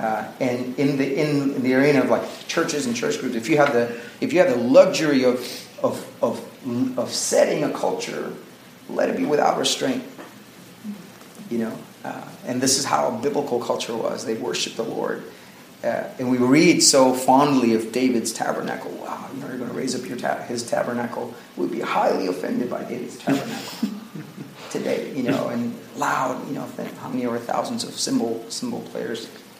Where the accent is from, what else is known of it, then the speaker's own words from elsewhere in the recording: Dubai, United Arab Emirates; I grew up in Dubai, so that area is like really close to our hearts.